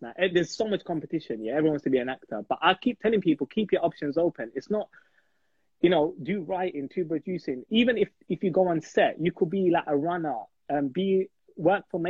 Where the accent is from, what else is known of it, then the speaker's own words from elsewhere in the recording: London, United Kingdom; I'm from East London